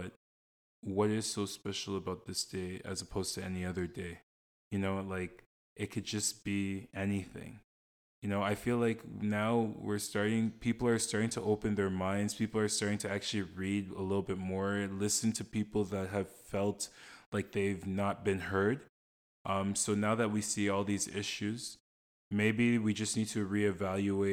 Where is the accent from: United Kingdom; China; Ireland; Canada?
Canada; I'm born in Canada, but my parents are both from Ghana. So technically I'm Canadian by passport and by birth.